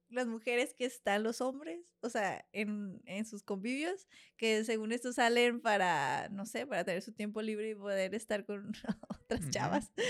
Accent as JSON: {"language": "Spanish", "town": "Monterrey", "region": "Nuevo León", "country": "Mexico", "said": "Y entre mis amigas, porque pues, como sabes, pues vine de Monterrey, allá era más de, vámonos de, de fiesta."}